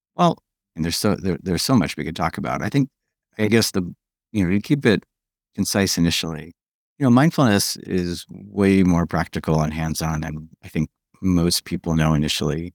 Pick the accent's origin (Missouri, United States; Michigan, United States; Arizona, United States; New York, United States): New York, United States; moved away as an adult; also born or lived in California; I moved back from California to New York after a long time